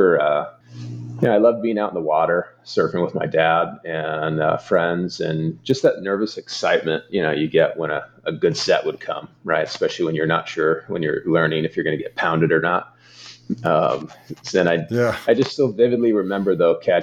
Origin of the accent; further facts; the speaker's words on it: Thousand Oaks, California, United States; now in Phoenix, United States; But I grew up in Los Angeles area in Ventura County, Thousand Oaks. So that'll always be home as well. But that's where I'm from